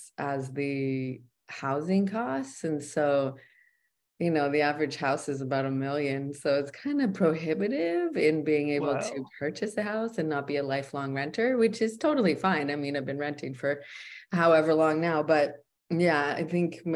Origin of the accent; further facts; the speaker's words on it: Canada; moved away as an adult; also born or lived in United States / Big Island, Hawaii; now in Maui, United States; I'm originally from Canada and was born in the US